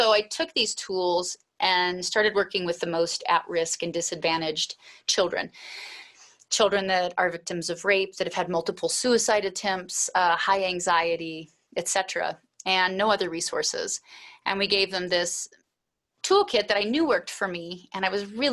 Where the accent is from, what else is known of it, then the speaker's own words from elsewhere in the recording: Alaska, United States; also born or lived in Anchorage, Alaska; I was raised in Alaska, and I was raised on a homestead to a large degree